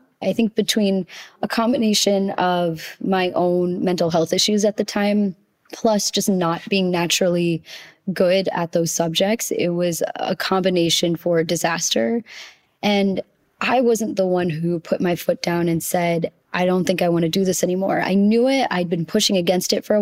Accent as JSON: {"language": "English", "country": "United States", "tie": "born or raised there", "said": "as an Indian child raised in the States with immigrant parents"}